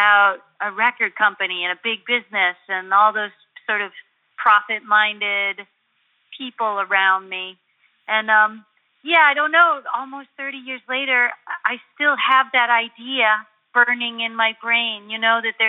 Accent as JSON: {"language": "English", "town": "Buffalo", "region": "New York", "country": "United States", "tie": "born or raised there", "said": "I grew up in Buffalo, New York"}